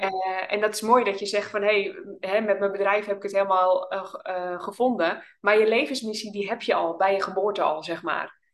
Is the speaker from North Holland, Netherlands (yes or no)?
yes; Oudorp, North Holland, Netherlands; moved away as an adult; now in Drenthe, Netherlands; we zijn allebei opgegroeid in het Noord-Hollandse. In een klein dorpje